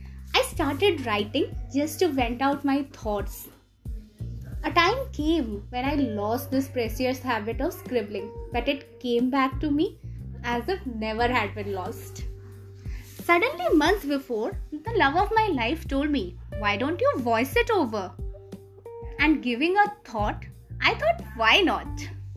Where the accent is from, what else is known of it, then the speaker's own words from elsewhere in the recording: Bhubaneswar, Odisha, India; moved away as an adult; now in Hyderabad, India; from Bhubaneswar, Odisha.